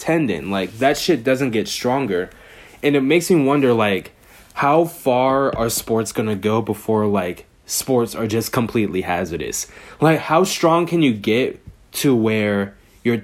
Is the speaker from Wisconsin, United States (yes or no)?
no; Bay Area, California, United States; I live in the Bay Area, Warriors fan, born and raised in the Bay Area